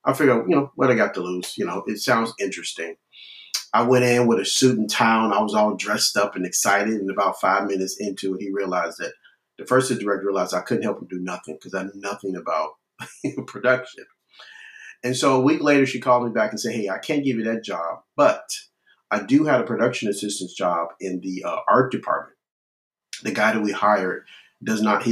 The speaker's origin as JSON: {"language": "English", "town": "Chicago", "region": "Illinois", "country": "United States", "moved": "as an adult", "lives_now": "Texas, United States", "said": "Although I live in the great state of Texas, I'm originally from Chicago"}